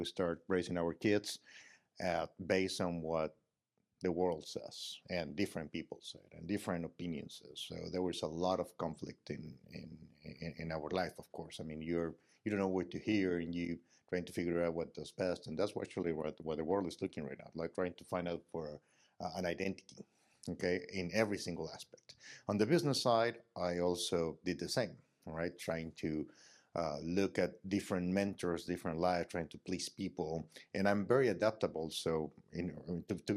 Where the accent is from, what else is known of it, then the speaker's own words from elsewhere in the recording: Mexico; I'm from Mexico